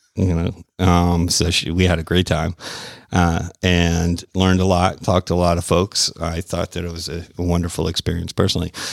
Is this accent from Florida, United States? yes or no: yes; Tampa, Florida, United States; I'm from Florida. I'm from Tampa